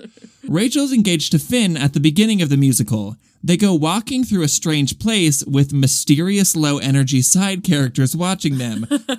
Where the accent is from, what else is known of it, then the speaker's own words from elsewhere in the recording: Australia; I'm a theater kid, and I'm from Australia.